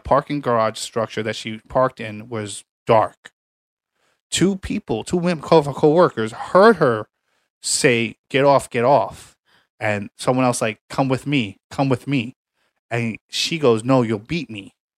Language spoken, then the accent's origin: English; New York City, New York, United States; I'm from Staten Island